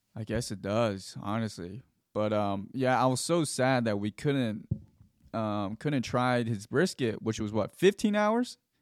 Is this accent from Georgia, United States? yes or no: yes; Gwinnett County / Fulton County, Georgia, United States; I was at Creekland Middle School, that's in Gwinnett County.